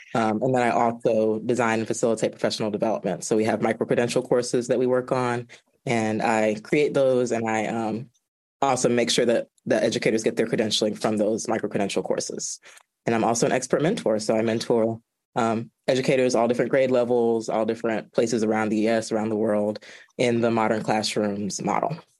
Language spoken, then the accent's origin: English; Georgia, United States; now in Washington, D.C., United States; I am originally from Georgia